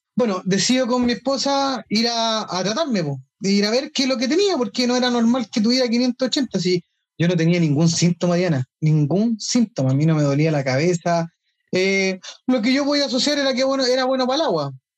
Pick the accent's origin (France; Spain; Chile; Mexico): Chile; soy chileno, casado